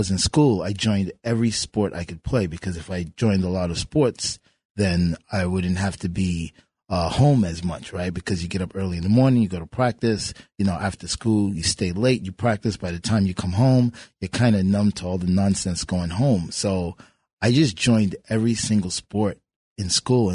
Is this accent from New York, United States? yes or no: yes; New York City, New York, United States; I grew up in Marble Projects in Brooklyn